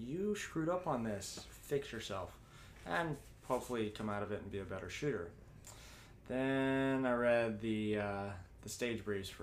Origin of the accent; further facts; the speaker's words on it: St. Johns, Arizona, United States; moved away as an adult; now in Panama City, United States; I'm from St. John's, Arizona